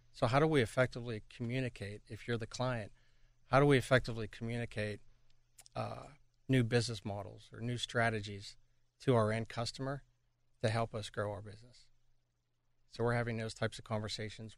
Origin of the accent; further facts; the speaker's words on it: Pittsburgh, Pennsylvania, United States; moved away as an adult; back in my hometown of Pittsburgh